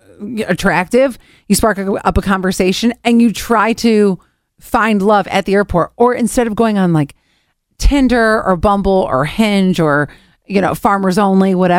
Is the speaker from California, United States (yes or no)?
no; Cleveland, Ohio, United States; moved away as an adult; I grew up in Cleveland